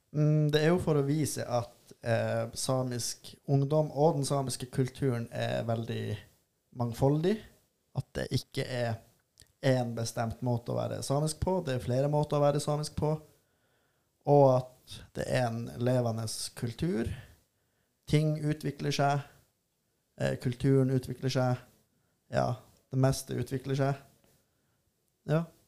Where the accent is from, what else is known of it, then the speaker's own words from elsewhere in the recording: Tana, Finnmark, Norway; also born or lived in Volda / Bodø; Jeg er fra Tana, som ligger i Øst-Finnmark